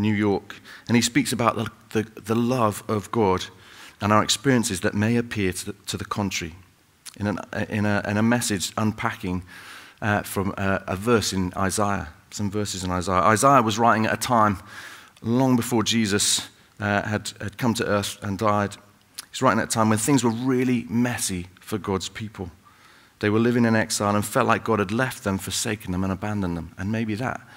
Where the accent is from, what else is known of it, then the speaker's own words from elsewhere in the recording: Salford, North West England, United Kingdom; moved away; I grew up in Salford, up in Manchester